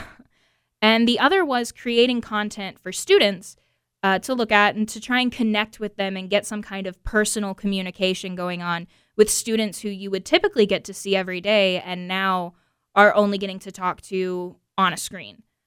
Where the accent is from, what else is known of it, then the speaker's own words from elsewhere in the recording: Atlanta, Georgia, United States; areas in Metro Atlanta just because those are where I have connections to, and those are the areas where I grew up and where I went